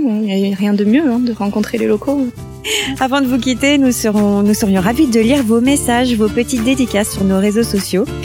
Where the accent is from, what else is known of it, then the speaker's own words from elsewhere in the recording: France; Je suis originaire de Coneille, un petit village à côté de Pérorat